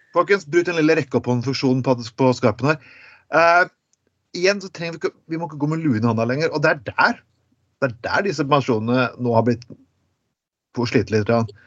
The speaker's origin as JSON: {"language": "Norwegian", "region": "Telemark", "country": "Norway", "said": "Jeg er fra Telemark, og det er nok konservativt i Grenland"}